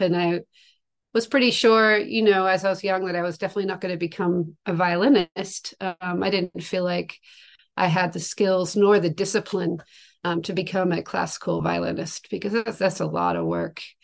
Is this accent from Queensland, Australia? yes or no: no; Tasmania, Australia; moved away; I'm from from Tasmania, Australia. That's where I grew up, and I spent most of my young life in Australia